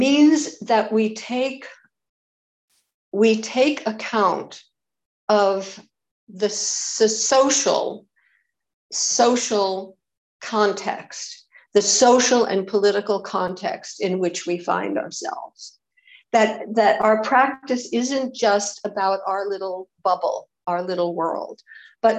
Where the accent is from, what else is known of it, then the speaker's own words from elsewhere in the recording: United States; I'm an American